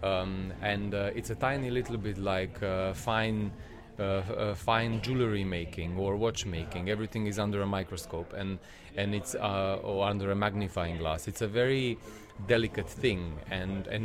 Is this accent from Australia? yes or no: no; Montenegro; moved away as an adult; now in London, United Kingdom; I'm from Montenegro, which is... iconically stubborn people